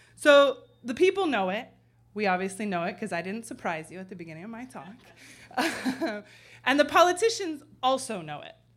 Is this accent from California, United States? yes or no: yes; San Francisco, California, United States; now in Chicago, United States; in my hometown